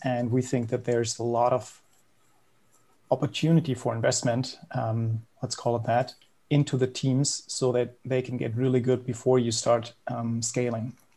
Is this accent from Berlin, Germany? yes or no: yes; Berlin, Germany; I'm from Berlin, Germany, born and raised.